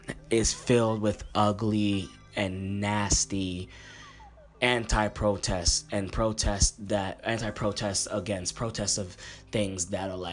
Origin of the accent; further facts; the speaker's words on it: United States; I'm born in America. I am a black American.